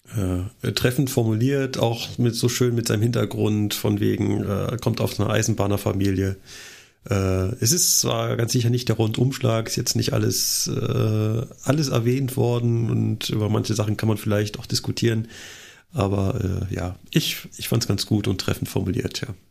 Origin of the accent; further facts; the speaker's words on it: Berlin, Germany; aus meiner Heimat von Radio 1 aus Berlin.